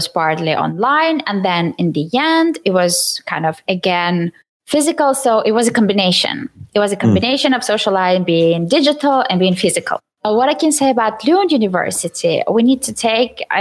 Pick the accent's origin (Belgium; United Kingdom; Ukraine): Ukraine; English is a second language; moved away as an adult; now in Sweden; I am from Ukraine, and I studied in English